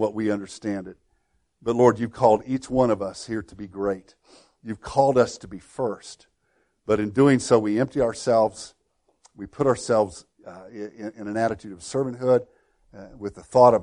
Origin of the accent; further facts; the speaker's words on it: Woodlawn, United States; my hometown of Woodlawn